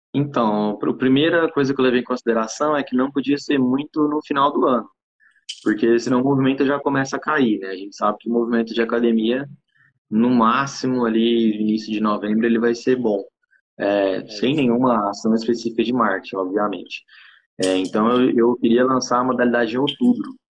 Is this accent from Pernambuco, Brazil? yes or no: no; Goiânia, Goiás, Brazil; sou aqui de Goiânia, Goiás personal trainer